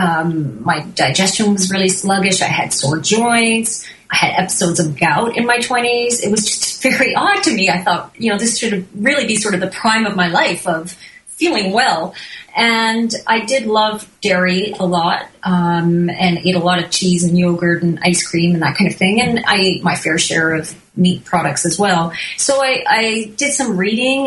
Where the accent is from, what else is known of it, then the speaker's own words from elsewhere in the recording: Newfoundland and Labrador, Canada; moved away as an adult; now in British Columbia, Canada; We grew up on the East Coast of Canada, as far east as you can go in Newfoundland